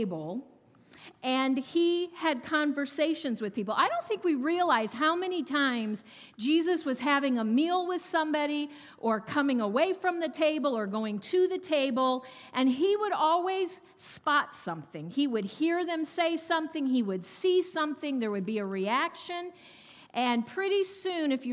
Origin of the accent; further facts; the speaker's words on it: Ohio, United States; also born or lived in South Carolina; I was born and raised in Ohio and stayed here most of my life